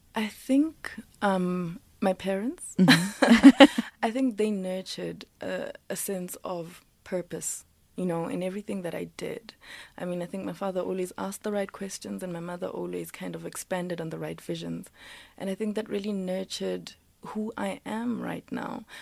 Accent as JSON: {"language": "English", "country": "South Africa", "said": "I'm black, I'm South African, I'm African"}